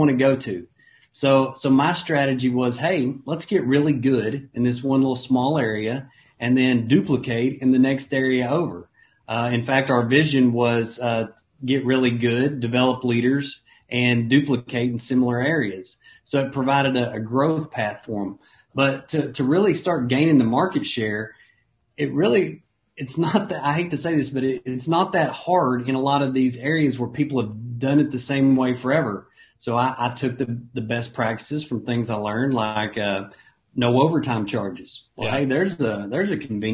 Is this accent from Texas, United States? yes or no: no; Ardmore, Oklahoma, United States; I was from Ardmore, Oklahoma, and Ardmore, Oklahoma is a town of about 25,000 people.